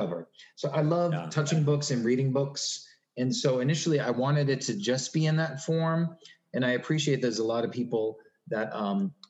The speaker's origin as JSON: {"language": "English", "town": "Newton", "region": "Massachusetts", "country": "United States", "tie": "born or raised there", "said": "I grew up in Newton, Massachusetts"}